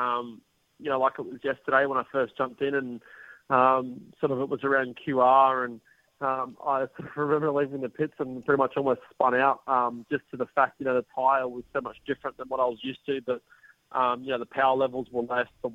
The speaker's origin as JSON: {"language": "English", "country": "Australia", "said": "being Australian"}